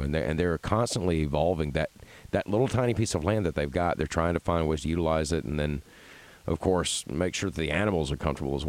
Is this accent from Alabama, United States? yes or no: yes; Birmingham, Alabama, United States; I grew up, I was raised in the Birmingham metro area.